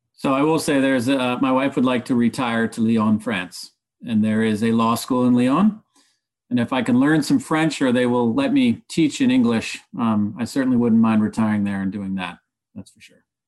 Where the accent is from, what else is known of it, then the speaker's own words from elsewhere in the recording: Nicaragua; moved away; also born or lived in upstate New York; I've certainly tried to invest in my hometown of Nicaragua